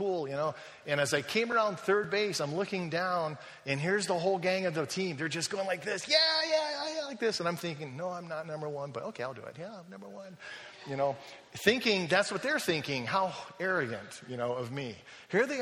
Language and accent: English; United States; moved away as an adult; now in Germany; I'm an American